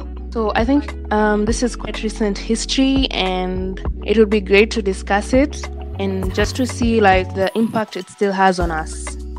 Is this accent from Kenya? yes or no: yes; Kenya; born or raised there